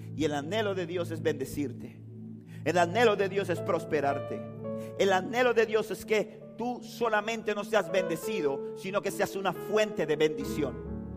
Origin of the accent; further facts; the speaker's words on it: Panama City, Panama; yo nací en Río Abajo